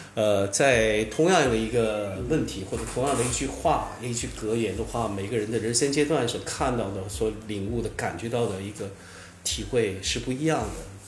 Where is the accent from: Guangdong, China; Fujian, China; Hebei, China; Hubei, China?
Fujian, China; Southern; also born or lived in Hui'an (parents' origin) / Xiamen; 我的父母亲都是来自于惠安